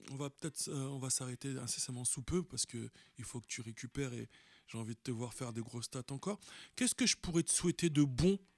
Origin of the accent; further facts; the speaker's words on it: Paris, Île-de-France, France; Eh, on est parisien ou pas Ah bah oui, c'est sûr.